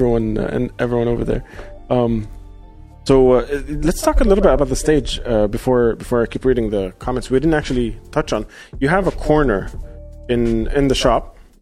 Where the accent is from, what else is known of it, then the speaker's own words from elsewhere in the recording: Australia; now in Dubai, United Arab Emirates; I'm from a bunch of different fucking places, and I grew up in Australia, and I've never been to the country I'm supposed to be from